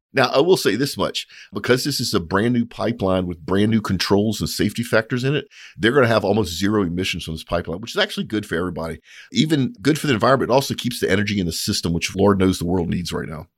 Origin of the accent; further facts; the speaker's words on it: United States; I'm an American